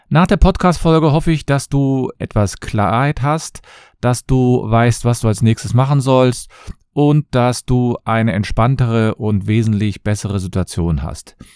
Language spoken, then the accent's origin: German; Cologne, North Rhine-Westphalia, Germany; ich komme aus Köln und ich freue mich, dass ihr wieder dabei seid.